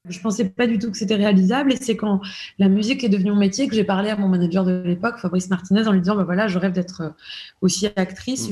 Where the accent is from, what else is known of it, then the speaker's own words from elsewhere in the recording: La Londe-les-Maures, Provence-Alpes-Côte d'Azur, France; also born or lived in Toulon; je suis née à, Toulon, j'ai grandi à La Londe